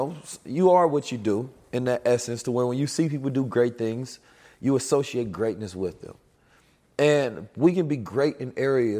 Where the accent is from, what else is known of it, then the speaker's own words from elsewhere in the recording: Oakland, California, United States; also born or lived in St. Louis; I'm from Oakland, California, and St. Louis. I grew up in violent conditions.